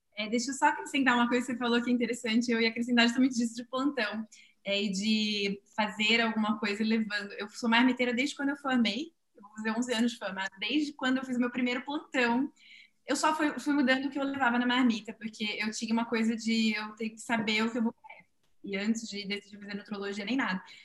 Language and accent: Portuguese; São Paulo, Brazil; Eu que sou de São Paulo